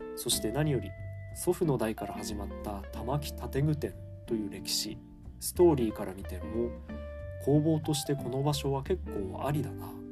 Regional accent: Ishikawa, Fukushima, Japan; moved away as an adult; 地元である福島県石川町

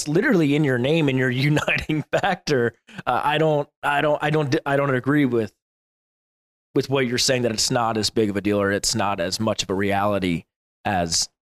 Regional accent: United States; I'm about as American as they come

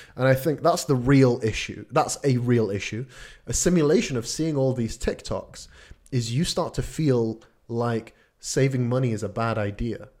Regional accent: Sweden; moved away; I, I grew up in Sweden

